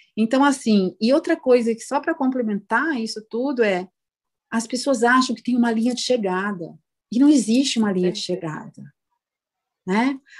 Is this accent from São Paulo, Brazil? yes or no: yes; São Paulo, Brazil; nós que somos de São Paulo